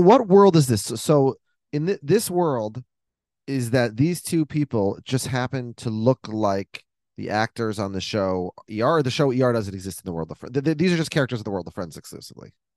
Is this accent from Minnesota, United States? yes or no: yes; Minnesota, United States; in my house growing up in Minnesota